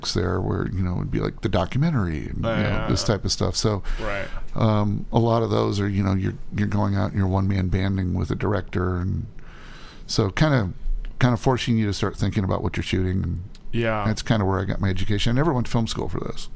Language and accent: English; St. Louis, Missouri, United States; moved away; I grew up in St. Louis and did a lot of work there